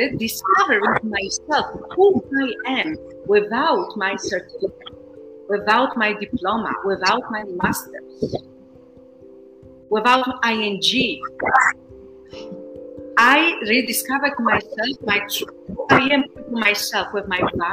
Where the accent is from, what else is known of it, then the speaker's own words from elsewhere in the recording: Poland; moved away as an adult; also born or lived in Warsaw, Poland / Netherlands / Brazil; I come from Poland